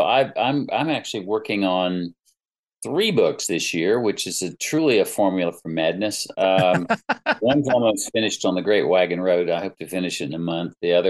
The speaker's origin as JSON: {"language": "English", "town": "Greensboro", "region": "North Carolina", "country": "United States", "tie": "born or raised there", "also_born_or_lived": "Pinehurst, North Carolina", "said": "we moved up from Pinehurst to Greensboro, my hometown. It's only about 70 miles."}